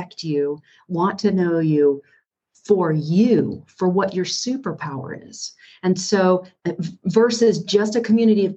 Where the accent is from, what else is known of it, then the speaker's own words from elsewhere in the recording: North Carolina, United States; I grew up in North Carolina